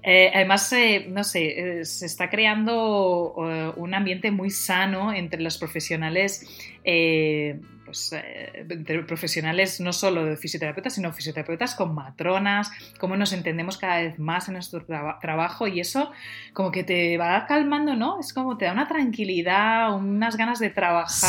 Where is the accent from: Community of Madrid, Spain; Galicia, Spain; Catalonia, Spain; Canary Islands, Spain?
Catalonia, Spain; Tordera; yo soy de Tordera, de un pueblo al lado